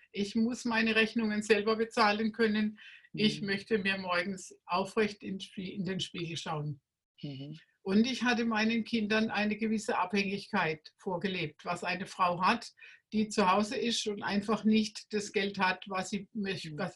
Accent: Baden-Württemberg, Germany; Ich komme aus dem Schwarzwald heute und vor 40 Jahren war ich noch im Raum Rastatt unterwegs

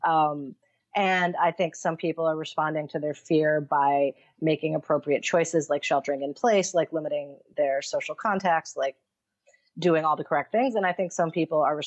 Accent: Syracuse, New York, United States; now in Sri Lanka; I'm from Syracuse, New York

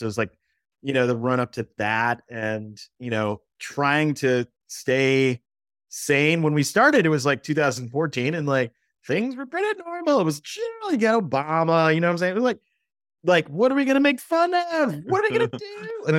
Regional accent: Texas, United States; which I was kind of used to when I was used to that growing up in Texas.

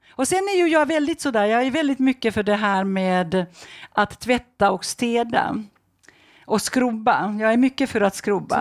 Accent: Finland; i Finland där jag kommer ifrån

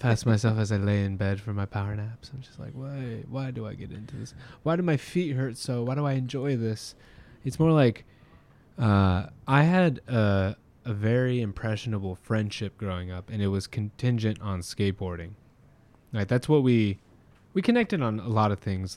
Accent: Orange County, California, United States; now in Long Beach, United States; I grew up in Orange County

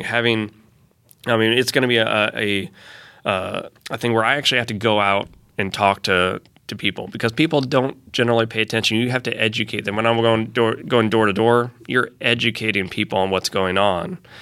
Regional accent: Fort Wayne, Indiana, United States; now in Fishers, United States; I came to Conner Prairie when I was a kid growing up in Fort Wayne

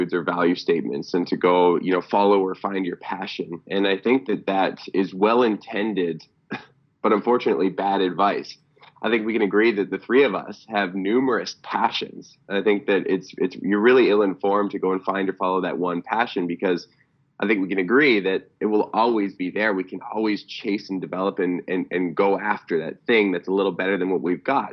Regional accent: Cranbrook, British Columbia, Canada; now in Vancouver, Canada; I had the privilege of growing up in small town British Columbia, from a town called Cranbrook, BC, about 23,000 person population

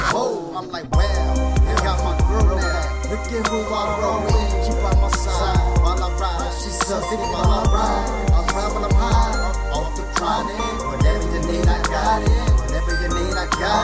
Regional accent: Arizona, United States; I'm from Arizona

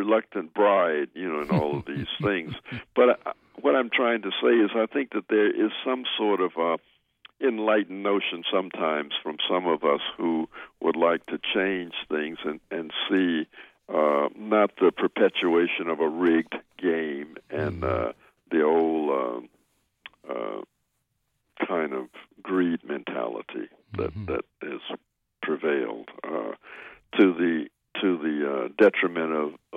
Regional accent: Memphis, Tennessee, United States; moved away; I come from Memphis, and it's about 400 miles upriver from New Orleans

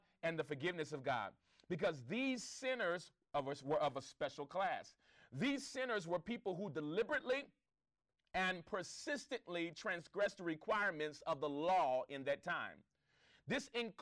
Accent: Los Angeles, California, United States; I grew up in the Crenshaw District

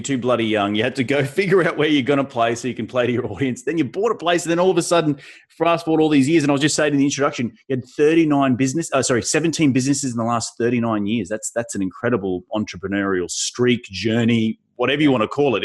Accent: Australia; now in United States; Australia, my home country

